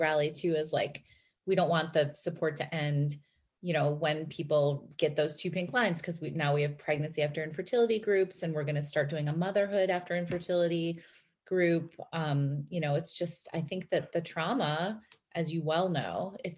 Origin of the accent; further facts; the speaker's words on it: Chicago, Illinois, United States; moved away as an adult; also born or lived in New York; we grew up in Chicago